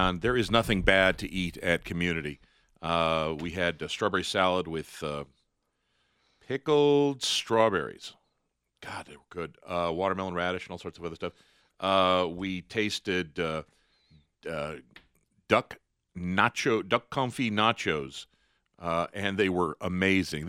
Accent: Denver, Colorado, United States; also born or lived in New York City / Boca Raton / Lafayette, Colorado; I was raised in Denver and really never saw myself leaving it

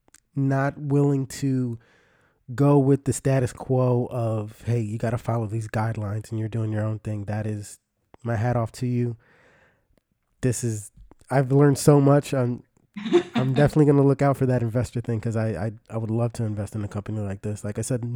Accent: Philadelphia, Pennsylvania, United States; I grew up in Philly, right near a place called Kensington

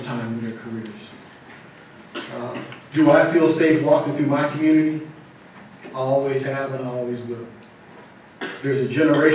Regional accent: Richmond, California, United States; as an African-American male growing up in Richmond and still living in Richmond

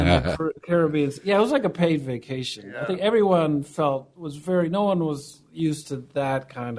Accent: Ohio, United States; moved away; also born or lived in Miami, Florida; I grew up in Ohio.

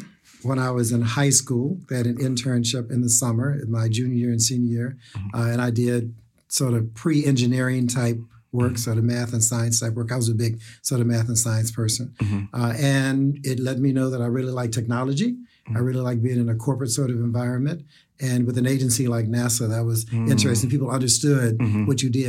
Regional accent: the South, United States; now in New York, United States; how do I come from the South to the East Coast and make that happen as well

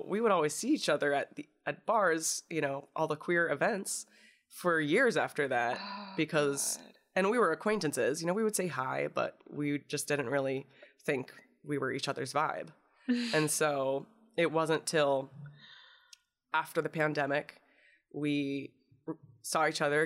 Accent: Indiana, United States; I'm from Indiana

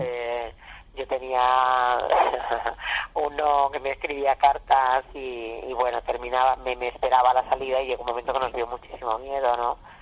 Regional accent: Extremadura, Spain; also born or lived in Badajoz; como todas las chicas, chicos de mi, de mi tierra, cuando éramos pequeños, eh, en los años 70

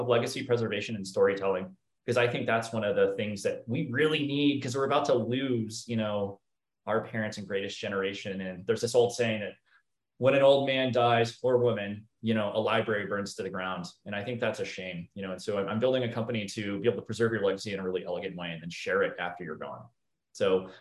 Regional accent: Boulder, Colorado, United States; also born or lived in Florida; So I was born in Florida, but spent most of my upbringing in Colorado, Boulder, Colorado

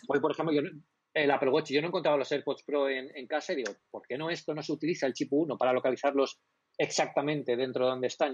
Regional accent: Elche, Valencian Community, Spain; also born or lived in Alicante; Yo, soy de Elche. Yo ahora mismo estoy en Elche, no estoy en bueno, estoy en la provincia de Alicante, pero estoy en Elche.

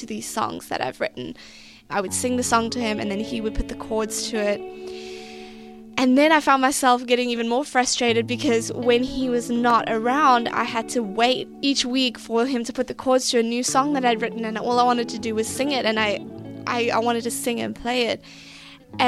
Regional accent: East London, Eastern Cape, South Africa; moved away as an adult; also born or lived in Elliot, South Africa / New York, United States / New Jersey, United States; now in United States; I come from a little small town in South Africa known as Elliot. And by the time I was 10, we moved to East London and had an amazing childhood

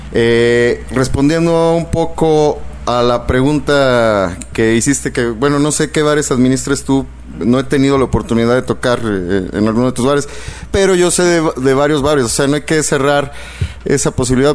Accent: Mexico; nosotros como mexicanos

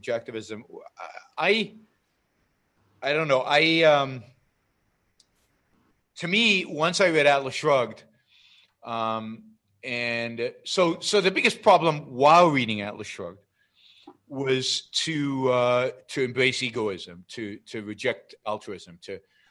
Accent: Israel; moved away as an adult; now in United States; I grew up in Israel

